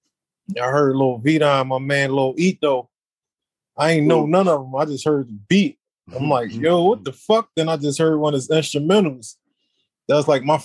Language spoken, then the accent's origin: English; Philadelphia, Pennsylvania, United States; I'm from Philly, man